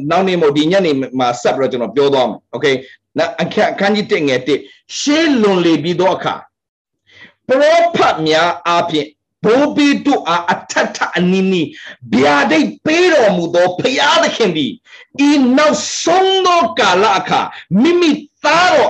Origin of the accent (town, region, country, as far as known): Myanmar; born or raised there